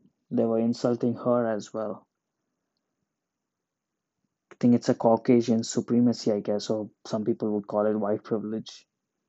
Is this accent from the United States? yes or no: no; Oman; I was born and raised in Oman. I'm an Indian. I'm not a fan of India. I've never been to India.